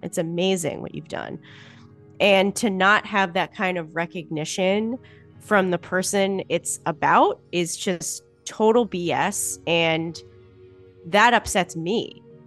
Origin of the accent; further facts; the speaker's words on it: Boston, Massachusetts, United States; I'm also from Boston, so that's just how I talk